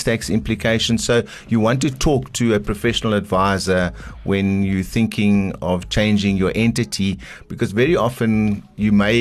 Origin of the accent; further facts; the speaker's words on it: Eastern Cape, South Africa; I'm from the Eastern Cape